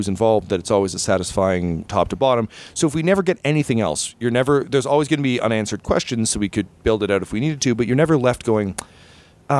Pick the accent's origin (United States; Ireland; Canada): Canada; As a Canadian